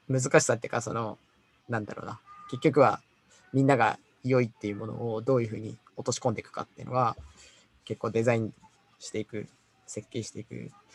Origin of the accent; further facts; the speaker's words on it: Gifu, Japan; 僕はね、岐阜岐阜県出身